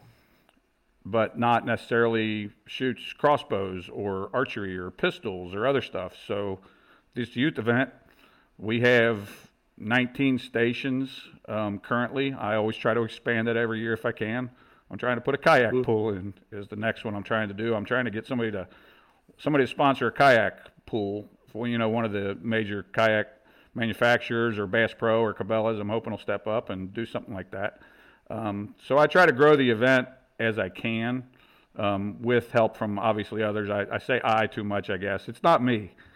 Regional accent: Northern Kentucky, United States; I'm from Northern Kentucky, born and raised here, and it's a suburb. We're just south of Cincinnati

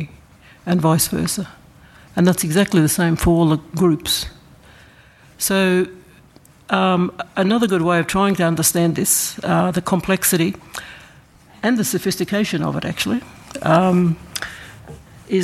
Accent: Yugambeh country, Gold Coast / southeast Queensland, Australia; I'm from the Kombu Mary mob within the big Yugambeh language group

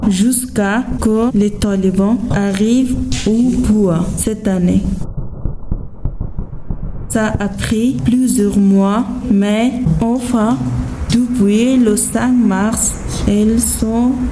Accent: Afghanistan; French is a second language; moved away as an adult; now in France; je suis afghane. Je suis mariée. J'habite à Etam depuis 2021.

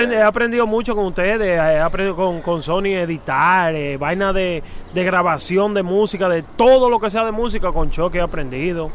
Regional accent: New York City, New York, United States; cuando yo crecí en Queens, en Astoria

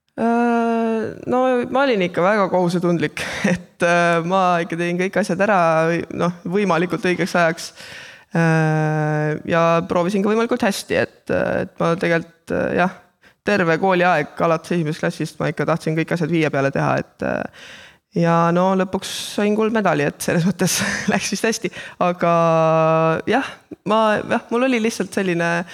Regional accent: Kohila, Rapla County, Estonia; minu kodulinna Kohilasse

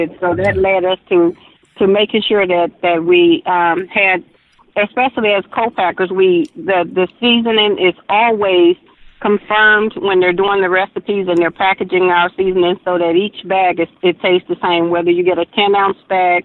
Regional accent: Mississippi, United States; We're from Mississippi

